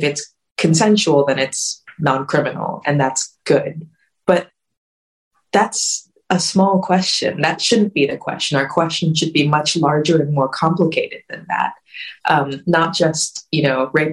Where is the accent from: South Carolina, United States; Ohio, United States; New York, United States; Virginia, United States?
Virginia, United States; Richmond; I grew up in Richmond, Virginia, where we were an abstinence only curriculum